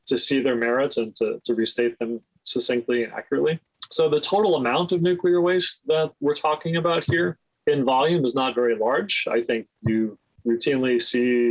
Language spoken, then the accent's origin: English; Coopersburg, Pennsylvania, United States; moved away; also born or lived in Washington, D.C.; One of my earliest memories is actually sitting in gas lines in my hometown of Coopersburg, Pennsylvania in 1979